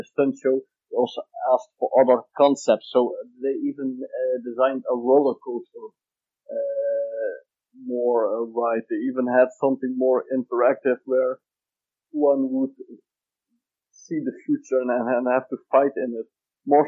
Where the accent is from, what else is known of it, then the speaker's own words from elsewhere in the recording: Netherlands; We're from the Netherlands